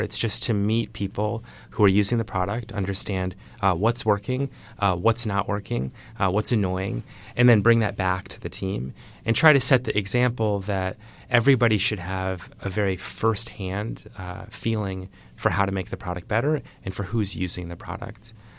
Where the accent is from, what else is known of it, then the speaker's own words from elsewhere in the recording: Iowa, United States; I grew up in Iowa